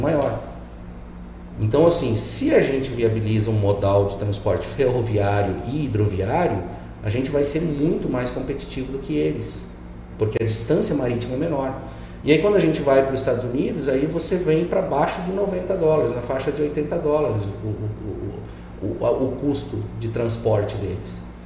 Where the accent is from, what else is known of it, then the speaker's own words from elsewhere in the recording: Rio Grande do Sul, Brazil; now in Mato Grosso, Brazil; Eu que cresci na roça no Rio Grande do Sul, indo carpir de pé no chão